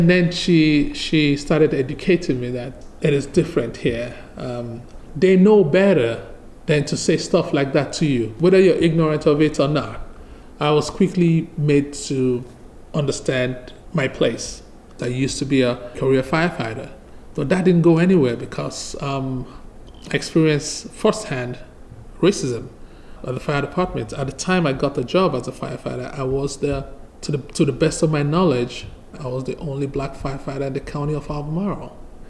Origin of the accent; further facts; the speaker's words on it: Nigeria; English is a second language; now in Charlottesville, United States; Yes, I moved here from Nigeria back in 2008. It was the first time I came to the U.S. and I came straight to Charlottesville, and it's been home for me since then.